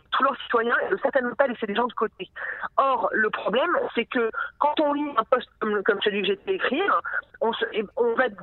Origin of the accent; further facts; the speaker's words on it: France; comme je suis une française et que je suis droite